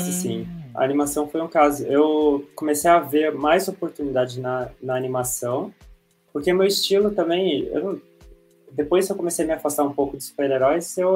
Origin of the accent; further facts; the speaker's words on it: São Paulo, Brazil; sou de São Paulo